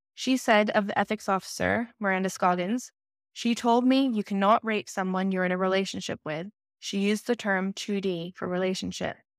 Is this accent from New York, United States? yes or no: no; Los Angeles, California, United States; I started at the C E O in Los Angeles when I was six years old, and it was my experience through growing up between six years old to thirteen years old